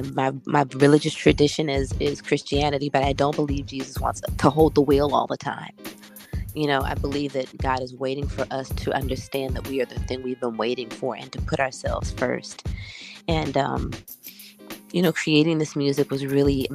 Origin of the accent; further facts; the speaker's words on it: Washington, District of Columbia, United States; I'm from Washington, D.C., by way of Ghana, West Africa, a proud graduate of Duke Ellington School of Performing Arts